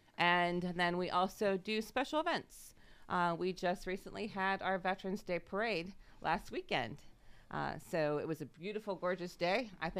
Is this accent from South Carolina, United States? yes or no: no; Pennsylvania, United States; I'm originally from the Wattsburg, Northeast Township area, out in the rural area there.